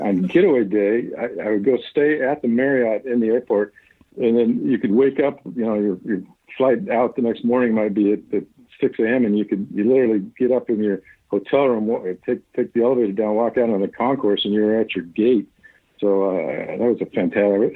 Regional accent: Bothell, Washington, United States; I grew up in Bothell. Uh, I went to Bothell High School

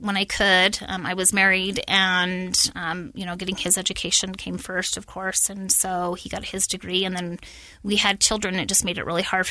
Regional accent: Layton, Utah, United States; also born or lived in Syracuse, Utah; I grew up in Syracuse, Layton area. I went to Layton High.

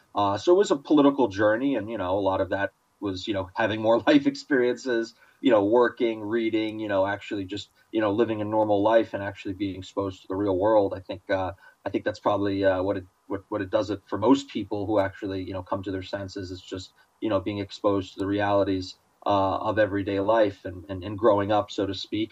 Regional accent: New York, United States; growing up in New York

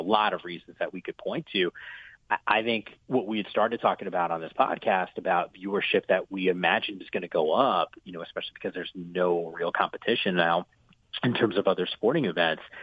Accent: New Jersey, United States; moved away; I grew up in the Northeast in New Jersey

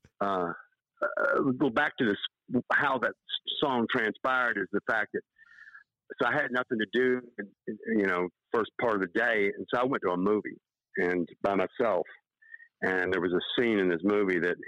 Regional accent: Tybee Island, Georgia, United States; moved away as an adult; also born or lived in Savannah, Georgia / Thunderbolt, Georgia; now in Nashville, United States; outside of Savannah, where I was born. I grew up out on Tybee Island.

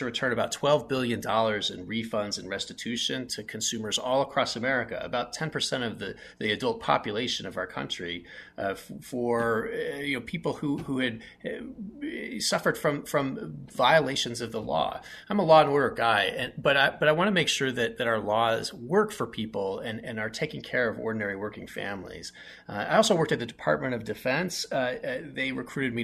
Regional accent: West Valley City, Utah, United States; I grew up in West Valley City with very limited income

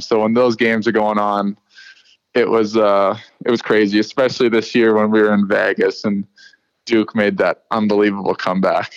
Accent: Saskatchewan, Canada; moved away; I'm a kid from Saskatchewan

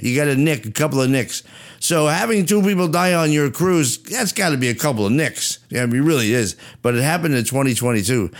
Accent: New Jersey, United States; I'm from Jersey

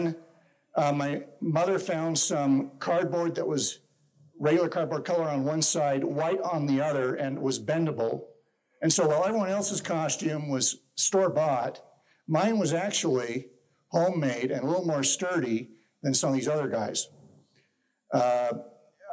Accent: Salt Lake City, Utah, United States; now in Ogden, United States; I grew up in Salt Lake City, actually, and currently live in Ogden.

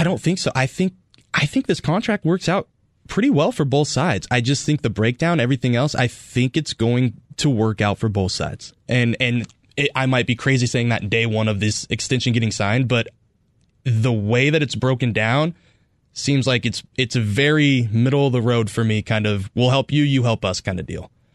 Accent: Northern California, United States; now in Arizona, United States; I grew up in Northern California

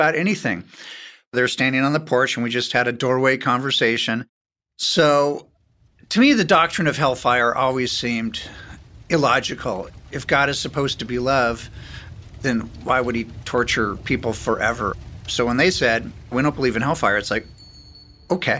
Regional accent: Beverly Hills, California, United States; I was born in Beverly Hills

